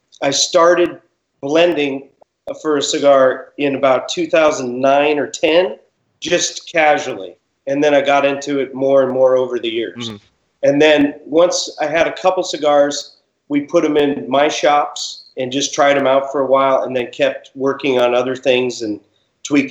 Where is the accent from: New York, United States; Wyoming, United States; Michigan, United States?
Wyoming, United States; Jackson; moved away as an adult; also born or lived in Washington, D.C.; now in Southern California, United States; I'm from Jackson, Wyoming